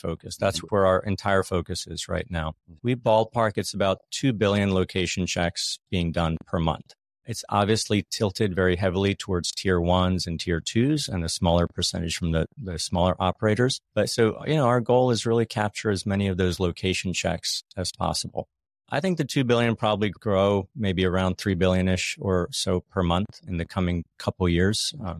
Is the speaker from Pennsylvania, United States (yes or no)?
yes; Philadelphia, Pennsylvania, United States; also born or lived in London; I'm from Philly.